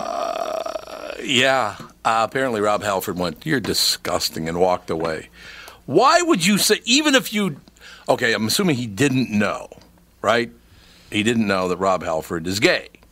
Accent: Minnesota, United States; I grew up in Minnesota

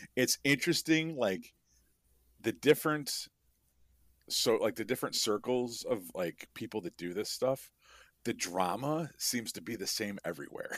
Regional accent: Chicago, Illinois, United States; I'm from Chicago

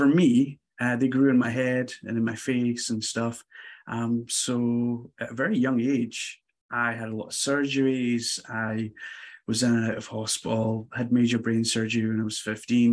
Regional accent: Glasgow, Scotland, United Kingdom; I am not American, as you can tell from the accent. So born in Scotland, in a small city called Glasgow.

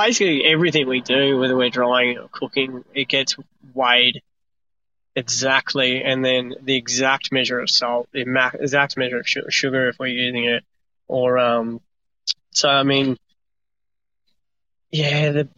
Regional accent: Australia; also born or lived in France; as an Aussie, as a young Aussie

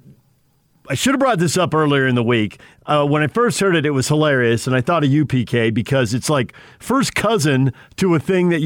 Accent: West Coast, United States; I grew up on the West Coast

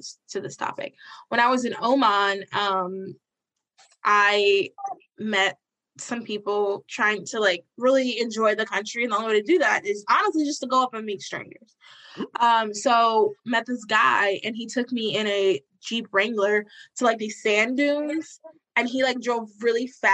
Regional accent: the South, United States; I'm from the South

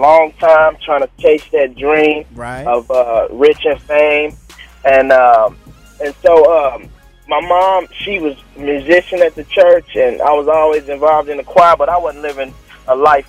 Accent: Oklahoma, United States; Born and raised in Oklahoma

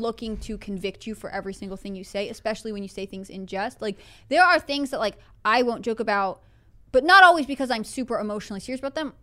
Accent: Northeast, United States; moved away; I grew up in the Northeast. Like, I grew up in driving distance of New York City

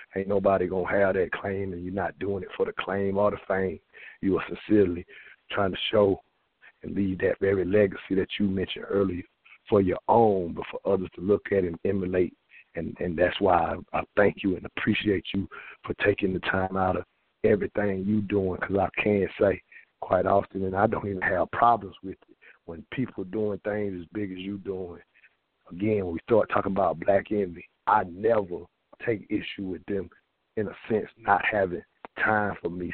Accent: the South, United States; I grew up in the South

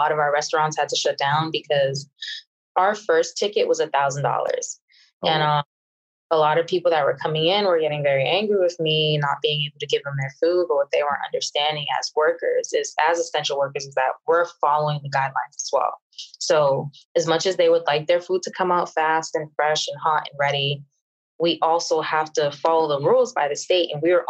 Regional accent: Boston, Massachusetts, United States; now in Miami, United States; So right now I'm in Miami, Florida, but I'm originally from Boston, Massachusetts.

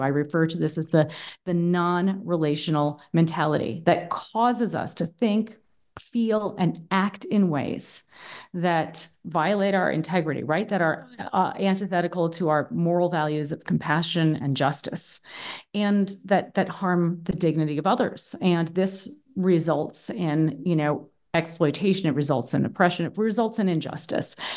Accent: Boston, Massachusetts, United States; moved away as an adult; now in Berlin, Germany; I'm originally from the East Coast of the U S, from Boston, actually. Um, but I've been living in Berlin, Germany for the past ten years

